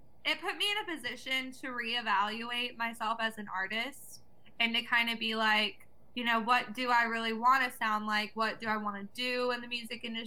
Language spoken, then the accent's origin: English; Avalon, California, United States; also born or lived in Atlanta, Georgia; I grew up off of the coast of Long Beach, California